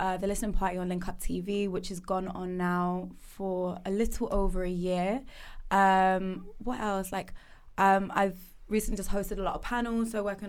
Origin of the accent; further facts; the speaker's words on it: Reading, South East England, United Kingdom; So I'm from Reading as well. So I wasn't from London, and it was just, thrown into the deep end.